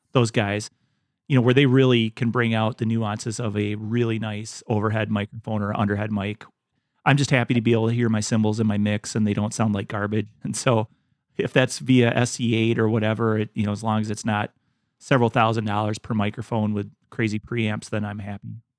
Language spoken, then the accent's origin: English; Wisconsin, United States; my home state of Wisconsin